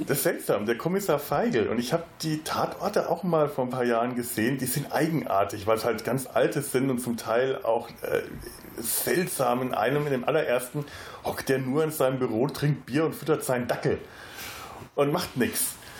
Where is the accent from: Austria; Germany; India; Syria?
Germany; Franconia, Bavaria; als äh, gebürtiger Franke bin ich in äh, Bayern groß geworden, äh, allerdings nicht in einem Gebiet, in dem bayerisch gesprochen wurde